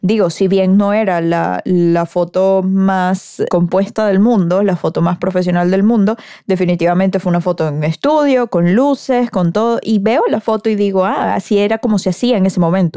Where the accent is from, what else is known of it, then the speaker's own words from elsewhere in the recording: Venezuela; en mi país, en Venezuela.